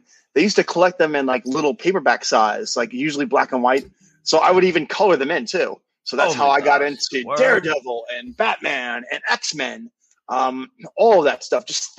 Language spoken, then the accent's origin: English; Long Island, New York, United States; moved away as an adult; now in Charlotte, United States; I'm from originally New York, but I've been in Charlotte, North Carolina since 2017.